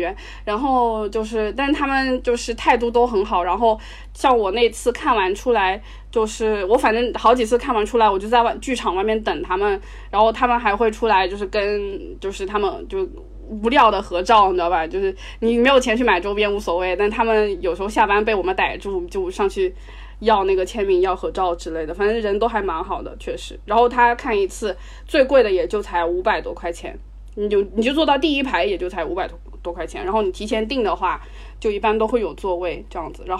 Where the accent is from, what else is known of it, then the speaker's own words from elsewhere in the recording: China; 我们中国人自己的魔力麦克